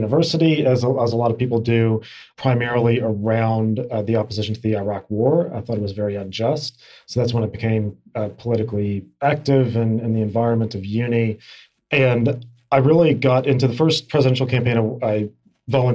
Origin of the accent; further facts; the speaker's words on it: Kentucky, United States; moved away as an adult; now in Australia; My home state of Kentucky